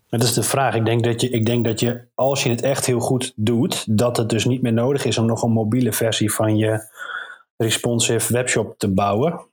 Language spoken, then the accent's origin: Dutch; Netherlands; we juist als Nederlanders